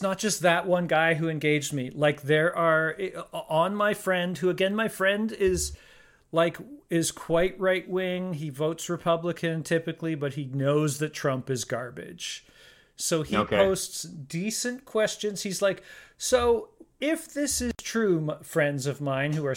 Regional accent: Canada; I'm Canadian and I live in Canada

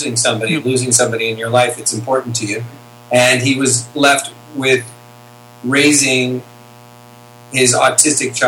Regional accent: Santa Monica, California, United States; also born or lived in Hollywood, California; I was born in 1971 in Santa Monica, California.

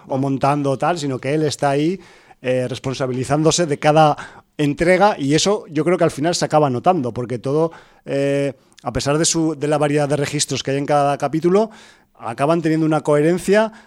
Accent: Aragon, Spain; soy de Aragón

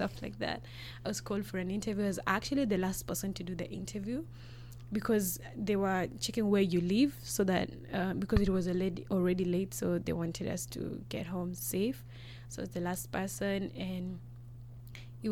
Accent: Rwanda; also born or lived in Nairobi, Kenya; now in Canada; I'm from Rwanda.

